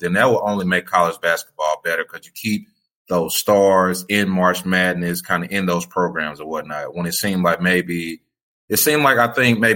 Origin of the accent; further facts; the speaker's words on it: Memphis, Tennessee, United States; I'm a native Memphian. So I'm from Memphis